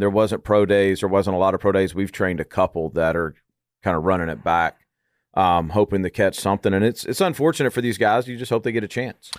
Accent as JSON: {"language": "English", "region": "Arkansas", "country": "United States", "tie": "born or raised there", "said": "I grew up in Arkansas"}